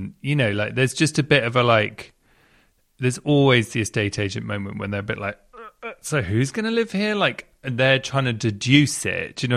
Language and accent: English; London, United Kingdom; Southwest London. It's where I grew up around there